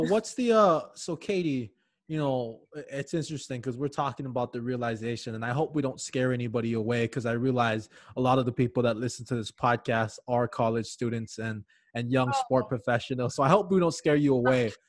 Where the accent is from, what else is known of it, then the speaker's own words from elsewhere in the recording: Hawaii, United States; moved away; born and raised in Hawaii